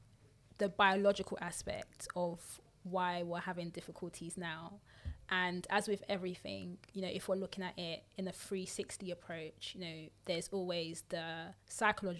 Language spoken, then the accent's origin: English; United Kingdom; we're also British because we born, raised here.